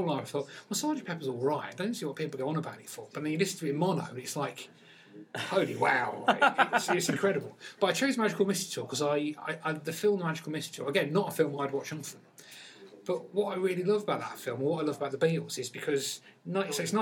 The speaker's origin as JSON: {"language": "English", "town": "Peterborough", "region": "East of England", "country": "United Kingdom", "tie": "born or raised there", "said": "I come from Peterborough, and you know, it was a hotbed of Northern Soul, weirdly, in Peterborough."}